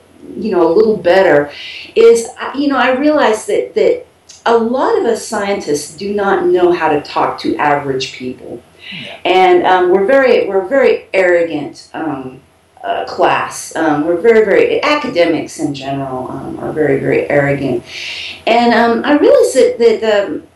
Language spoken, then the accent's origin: English; Texas, United States; moved away as an adult; now in Cuenca, Ecuador; I'm actually from Texas